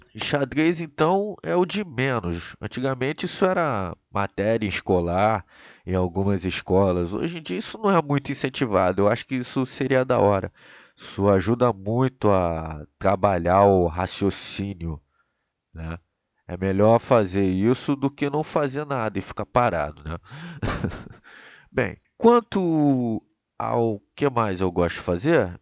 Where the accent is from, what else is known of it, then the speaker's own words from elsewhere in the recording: Rio de Janeiro, Brazil; eu sou natural do Rio de Janeiro, nasci em 1990